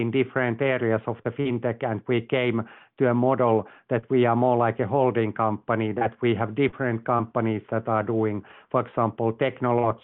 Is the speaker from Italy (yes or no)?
no; Finland; moved away as an adult; also born or lived in Asia / London / Texas; I'm originally from Finland